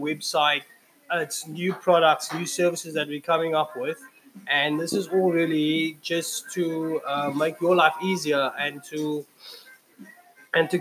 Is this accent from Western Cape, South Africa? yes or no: yes; Cape Town, Western Cape, South Africa; Hanover Park. Hanover Park, that's my hometown